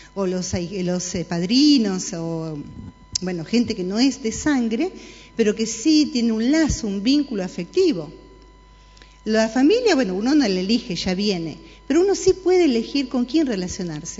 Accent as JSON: {"language": "Spanish", "country": "Argentina"}